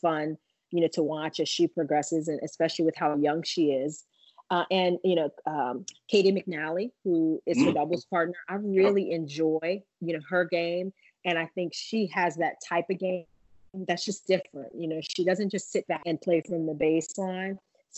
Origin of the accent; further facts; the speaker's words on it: Louisiana, United States; And I mean, I'm from Louisiana, it's hot, like Texas, and the big deal, we got bayous